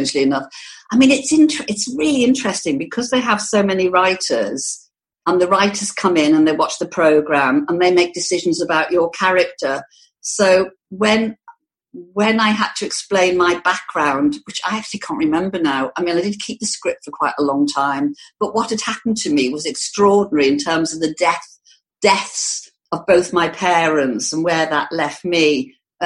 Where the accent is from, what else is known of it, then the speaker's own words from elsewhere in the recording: the Wirral, Merseyside, North West England, United Kingdom; I actually come from the Wirral. If I told somebody I came from Liverpool, oh, I say Merseyside because it's easier